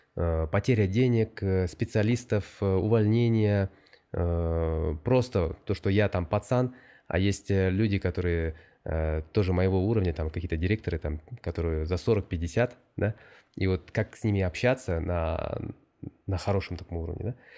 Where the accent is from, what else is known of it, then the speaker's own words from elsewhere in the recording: Bishkek, Kyrgyzstan; moved away as an adult; also born or lived in France / Almaty, Kazakhstan / Hong Kong; now in Boston, United States; конечно, Бишкек это мой родной город